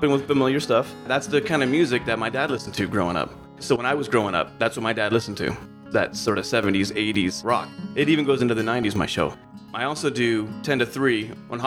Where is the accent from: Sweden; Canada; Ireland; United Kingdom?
Canada; Burlington, Ontario; moved away as an adult; also born or lived in Mississauga, Canada / Bishop, California / Myrtle Creek, Oregon; now in Oregon, United States; I was born in Mississauga and then raised in a town called Burlington